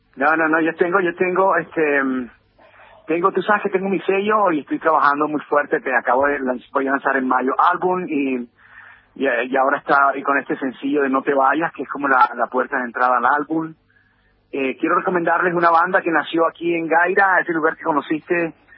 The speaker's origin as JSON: {"language": "Spanish", "country": "Colombia"}